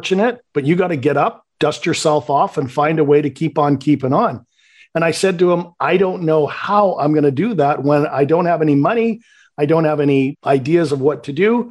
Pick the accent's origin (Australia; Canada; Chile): Canada; accent: Canadian; I'm born and raised in Canada. So if you detect a little bit of a Canadian accent, you'll know why.